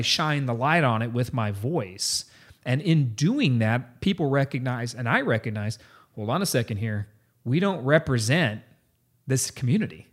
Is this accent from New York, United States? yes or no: no; San Antonio, Texas, United States; I grew up in San Antonio. This is my town, my city, uh, I went to high school